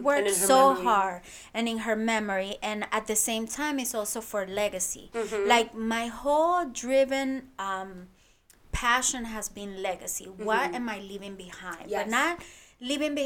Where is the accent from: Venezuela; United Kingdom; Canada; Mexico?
Venezuela; now in New York, United States; I was born here in New York, but then we have, you know, when she got separated from my dad, we have to move back to Venezuela.